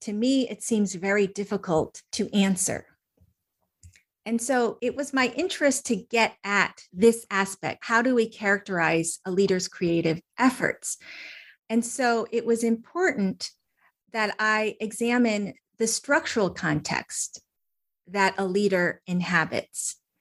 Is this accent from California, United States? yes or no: no; Connecticut, United States; also born or lived in Wisconsin / Ohio / Georgia; during my K through 12 years, I lived in Connecticut